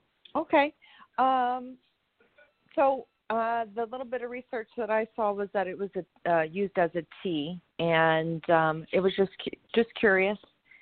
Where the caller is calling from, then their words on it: Tampa, Florida, United States; I'm calling from Tampa, Florida.